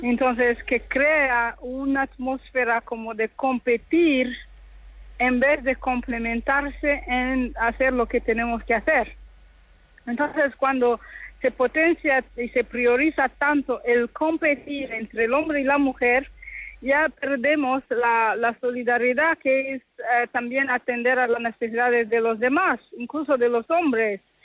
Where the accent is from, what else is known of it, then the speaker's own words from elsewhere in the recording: DR Congo; moved away; yo soy del Congo, la República Democrática del Congo